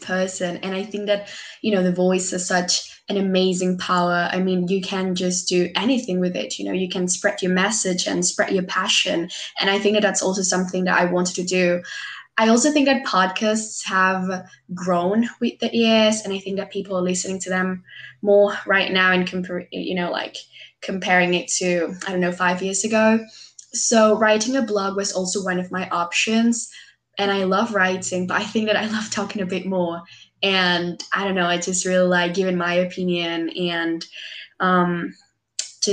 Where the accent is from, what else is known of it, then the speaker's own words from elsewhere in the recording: Peru; I'm from Peru